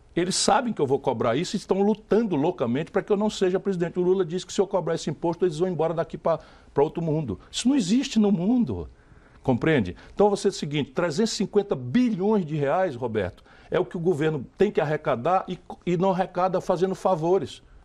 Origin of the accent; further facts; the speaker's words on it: Sobral, Ceará, Brazil; moved away; also born or lived in São Paulo; nasci em São Paulo, filho de mãe paulista é. e pai cearense. Fui criado em Sobral, no interior do Ceará